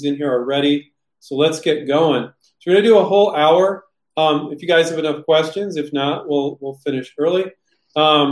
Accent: Silicon Valley, California, United States; growing up in Silicon Valley

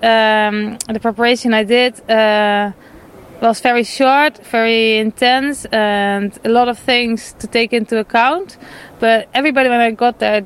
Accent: Netherlands; moved away; I'm from Holland. I live below sea level for a long time

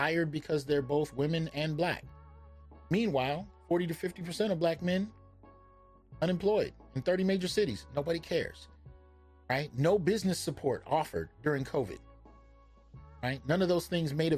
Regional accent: the Bay Area, California, United States; I grew up in the Bay

